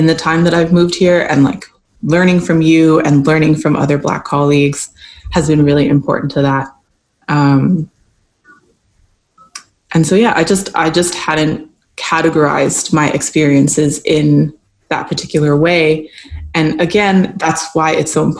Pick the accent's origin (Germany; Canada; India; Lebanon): Canada; moved away as an adult; now in United States; I'm a lighter skinned Black woman, and I grew up in Canada